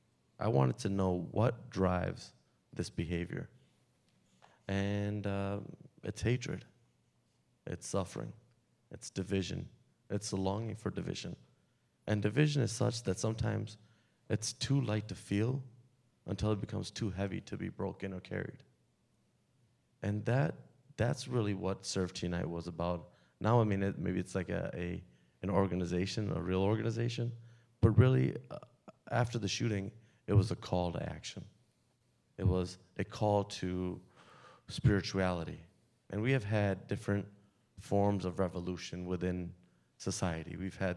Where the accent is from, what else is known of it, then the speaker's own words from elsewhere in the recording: India; now in United States; just being American and being from India and being sick, sometimes we self-segregate ourselves into those that we feel comfortable around, those that speak our same language, look like us, talk like us, walk like us.